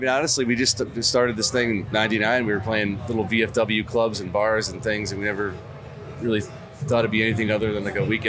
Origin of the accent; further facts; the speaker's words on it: Western Massachusetts, United States; I grew up like Western Mass